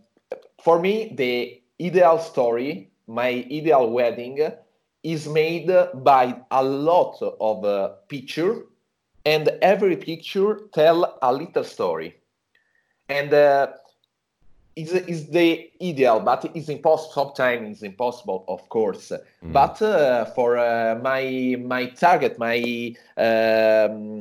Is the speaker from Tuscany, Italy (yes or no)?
yes; Tuscany, Italy; I was born here in Tuscany, and I spent my childhood here in a small village in the countryside